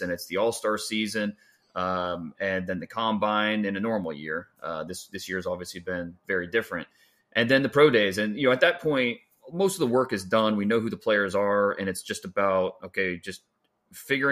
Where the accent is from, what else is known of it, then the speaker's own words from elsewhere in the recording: Northeast Ohio, United States; I grew up in Northeast Ohio, and now we're back in Northeast Ohio